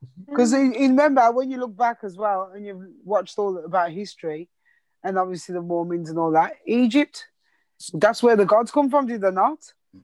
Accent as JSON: {"language": "English", "town": "Birmingham", "region": "West Midlands", "country": "United Kingdom", "said": "Because they still ask you today, where were you from? Where the frig do you think I am from?"}